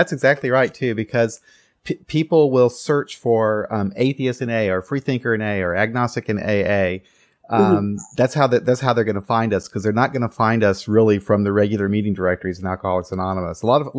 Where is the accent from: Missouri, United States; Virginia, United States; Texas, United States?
Missouri, United States; Kansas City; I'm from Kansas City